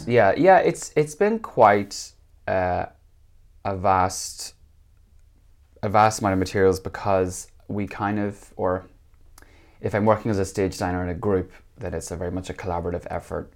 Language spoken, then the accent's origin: English; Northern Ireland, United Kingdom; moved away as an adult; also born or lived in England / Copenhagen, Denmark; now in Finland; I'm, uh, Northern Irish, uh, which is, um, the northern part of Ireland